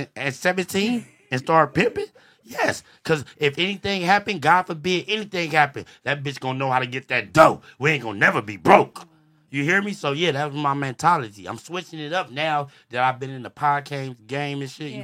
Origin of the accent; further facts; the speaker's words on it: Los Angeles, California, United States; I grew up and born and raised on Fig